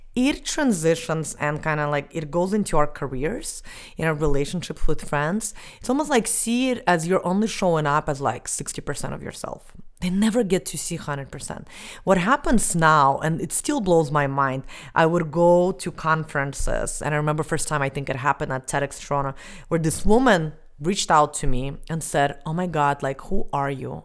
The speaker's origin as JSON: {"language": "English", "country": "Estonia", "tie": "born or raised there", "moved": "as an adult", "said": "I was eleven years old and I grew up in Estonia."}